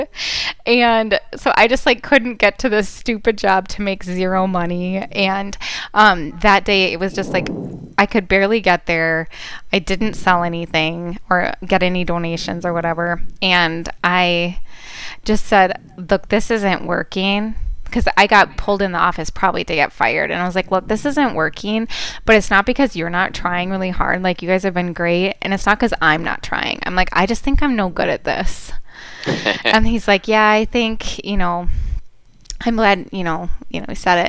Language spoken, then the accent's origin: English; United States; moved away as an adult; also born or lived in Wisconsin / Minnesota / Alaska / Washington, D.C.; I grew up in Wisconsin, Minnesota. I've lived in Alaska, D.C.